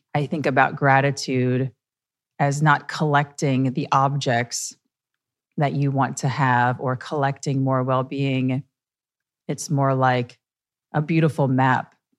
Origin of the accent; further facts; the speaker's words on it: Midwest, United States; now in New York, United States; I'm from the Midwest.